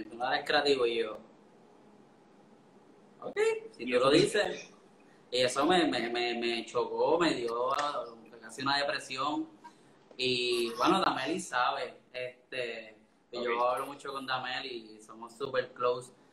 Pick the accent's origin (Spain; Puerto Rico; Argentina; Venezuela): Puerto Rico; Orocovis; born or raised there; also born or lived in San Juan, Puerto Rico